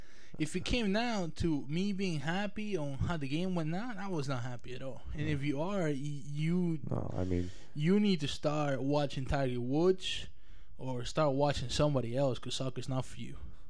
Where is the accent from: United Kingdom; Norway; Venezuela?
Venezuela; also born or lived in Spain; now in United States; I do speak Spanish. I am Latin, but I am not Mexican.